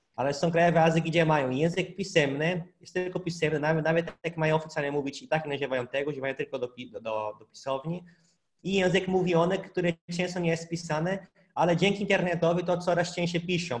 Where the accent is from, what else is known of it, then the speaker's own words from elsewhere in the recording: Brazil; Polish is a second language; now in Poland; u nas w Brazylii